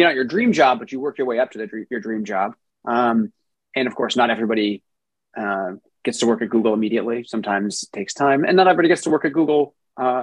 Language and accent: English; South Orange, New Jersey, United States; moved away as an adult; also born or lived in Brooklyn, New York / Rhode Island; now in California, United States; I grew up in New Jersey in a town called South Orange